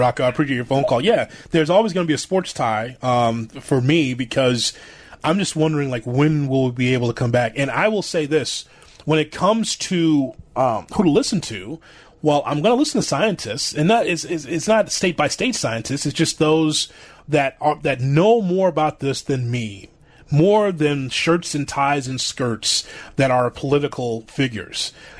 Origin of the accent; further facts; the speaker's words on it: United States; Me as an American citizen